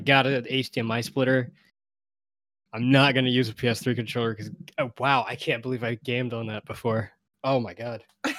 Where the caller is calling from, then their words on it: New York City, New York, United States; I'm calling in from Brooklyn.